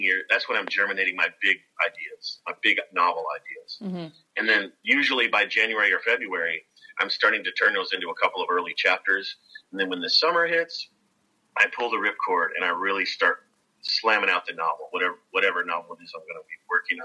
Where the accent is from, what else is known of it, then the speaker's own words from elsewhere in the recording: Kentucky, United States; Growing up in Kentucky